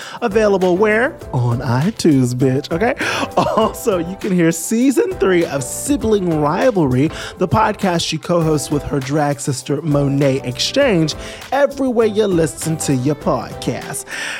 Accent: Trinidad & Tobago; So I'm from Trinidad.

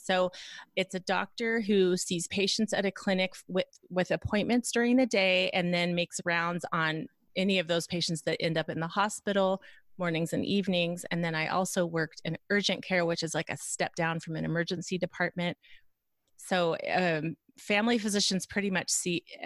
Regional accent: Reno, Nevada, United States; also born or lived in Lincoln, Nebraska; Reno, Nevada, which is where we're both from

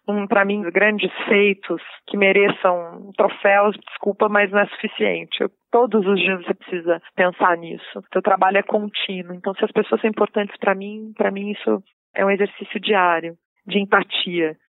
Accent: Lins, São Paulo, Brazil; also born or lived in Rio de Janeiro; now in São Paulo, Brazil; Nasci no interior de São Paulo, numa cidade que chama Lins. Fui criada no interior de São Paulo, depois eu fui criada no Rio de Janeiro.

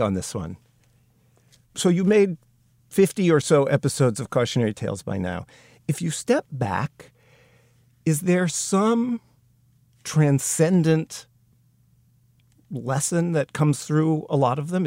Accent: United States

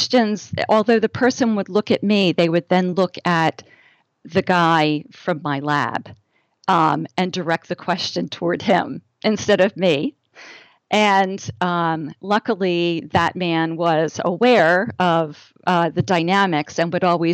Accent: New Jersey, United States; I am from the Northeast. I grew up in New Jersey

